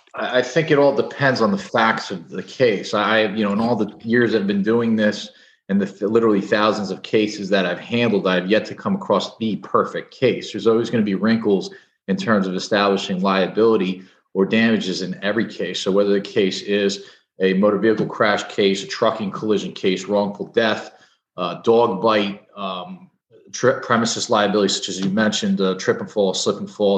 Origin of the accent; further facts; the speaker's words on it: Edison, New Jersey, United States; also born or lived in New York; I'm a New Jersey guy, born and bred. I, I grew up in Edison